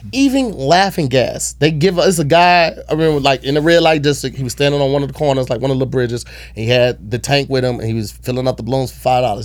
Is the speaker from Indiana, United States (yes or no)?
no; St. Louis, Missouri, United States; My hometown's out there